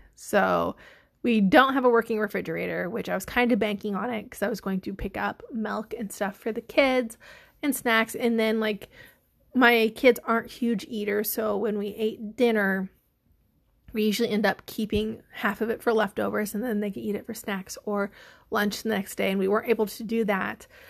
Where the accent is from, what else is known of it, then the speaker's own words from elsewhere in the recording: the Midwest, Illinois, United States; we are from the Midwest